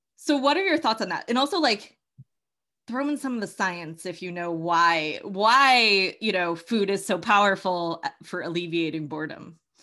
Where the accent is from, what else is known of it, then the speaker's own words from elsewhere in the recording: Massachusetts, United States; I'm from the Northeast. I'm from Massachusetts.